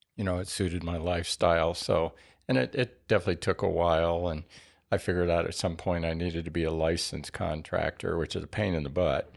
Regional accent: Albuquerque, New Mexico, United States; moved away as an adult; now in Tucson, United States; I grew up in Albuquerque and went to school

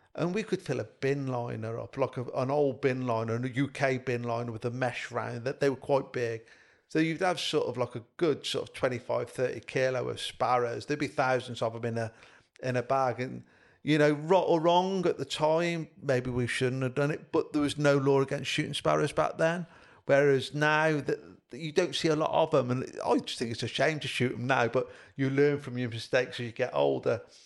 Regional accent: Highley, West Midlands, United Kingdom; also born or lived in Evesham; where I grew up in Highley, Bybridge North

